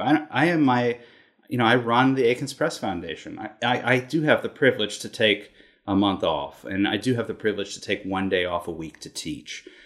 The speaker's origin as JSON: {"language": "English", "town": "Concord", "region": "Massachusetts", "country": "United States", "tie": "born or raised there", "moved": "as an adult", "lives_now": "New York City, United States", "said": "I grew up in Concord, Massachusetts."}